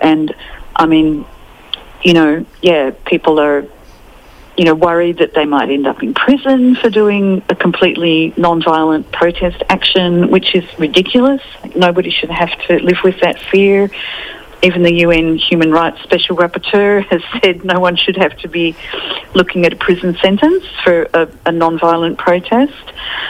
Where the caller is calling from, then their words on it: Sydney, New South Wales, Australia; I'm on Gadigal Country.